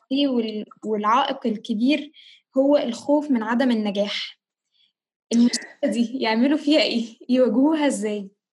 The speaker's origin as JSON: {"language": "Arabic", "country": "Egypt"}